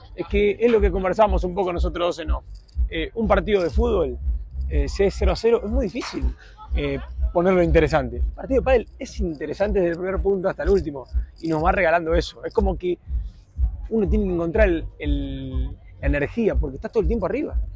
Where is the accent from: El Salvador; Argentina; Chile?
Argentina; siendo argentino